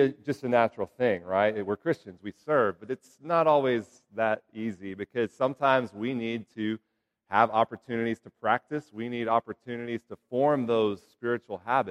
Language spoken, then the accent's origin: English; Houston, Texas, United States; I grew up in Houston